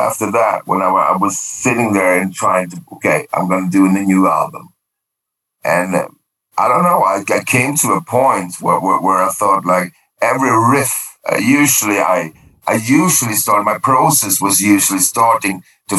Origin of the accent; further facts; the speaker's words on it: Sweden; first language Swedish; English is a second language; I did a native Swedish album, singing in Swedish